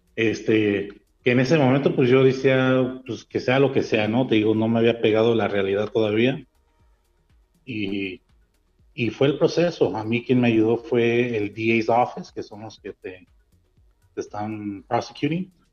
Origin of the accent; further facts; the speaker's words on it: Montebello, California, United States; moved away as an adult; now in Mexico; yo dije de Montebello porque fue donde yo me crié mayor parte de, que es en el este de Los Ángeles